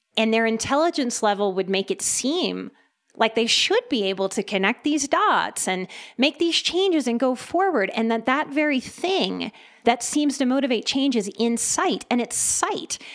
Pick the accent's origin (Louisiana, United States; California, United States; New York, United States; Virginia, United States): Louisiana, United States; New Orleans; first language English; I'm from New Orleans